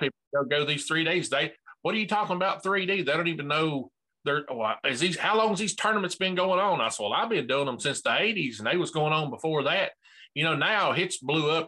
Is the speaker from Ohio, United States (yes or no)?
no; Bristol, Tennessee, United States; I'm from Bristol, Tennessee